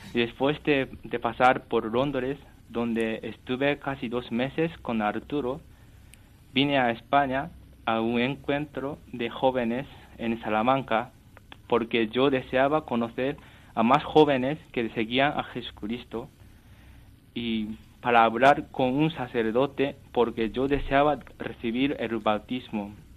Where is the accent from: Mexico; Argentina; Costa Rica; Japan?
Japan; Spanish is a second language; moved away as an adult; also born or lived in Canada; now in Toledo, Spain; soy japonés, tengo 24 años